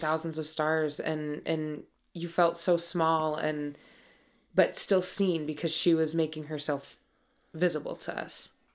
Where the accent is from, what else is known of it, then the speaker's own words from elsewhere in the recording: Montana, United States; I'm from Montana. I grew up horseback riding.